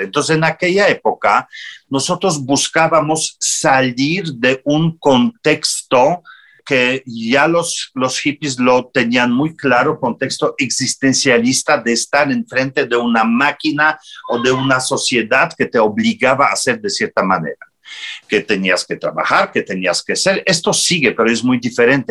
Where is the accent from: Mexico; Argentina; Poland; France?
Poland; Spanish is a second language; moved away as an adult; also born or lived in Italy; yo salí de mi tierra, salí de Polonia en el 80 81, 82 y fui a Italia